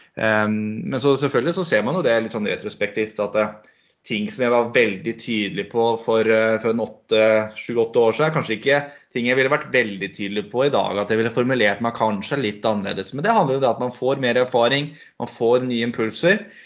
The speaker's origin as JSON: {"language": "Norwegian", "town": "Sigdal", "region": "Buskerud", "country": "Norway", "moved": "yes", "lives_now": "Hokksund, Norway", "said": "kommer eh, fra Sigdal i, i, eh, i hjertet av Buskerud. Og det hører kanskje folk når de, når de hører dialekta mi òg, at dette er ikke noe eikerdialekt"}